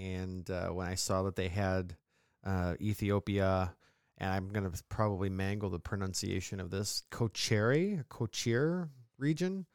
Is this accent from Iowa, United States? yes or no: no; upstate New York, United States; accent: mid-Atlantic; we're from New York